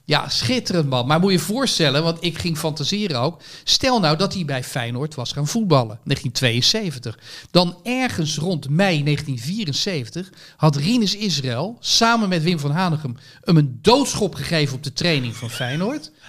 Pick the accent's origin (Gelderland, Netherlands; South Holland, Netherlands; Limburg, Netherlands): South Holland, Netherlands; Rotterdam; ik kom uit Rotterdam